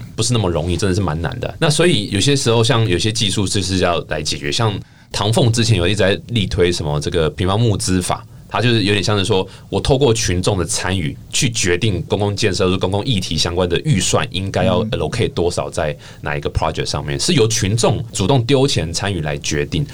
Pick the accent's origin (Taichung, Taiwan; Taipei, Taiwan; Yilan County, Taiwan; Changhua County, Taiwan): Taichung, Taiwan; 因为我台中人嘛